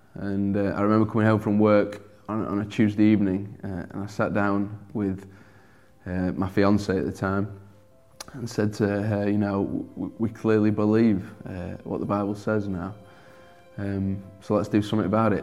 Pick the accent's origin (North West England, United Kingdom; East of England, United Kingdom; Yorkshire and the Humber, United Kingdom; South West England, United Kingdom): Yorkshire and the Humber, United Kingdom; Sheffield; accent: broad; I'm From Sheffield, born and bred here